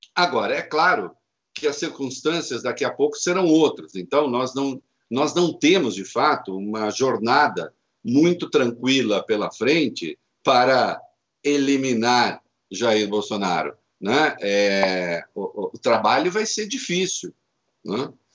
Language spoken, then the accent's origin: Portuguese; Brazil; moved away; como se diz na minha terra, lá em Dois Corvos, no interior